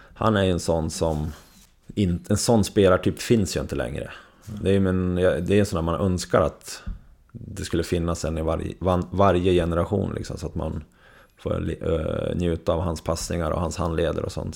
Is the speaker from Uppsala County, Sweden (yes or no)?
no; Surahammar, Västmanland, Sweden; also born or lived in Västerås, Sweden; now in Leksand, Sweden; jag växte upp med i Surahammar med Tommy Salo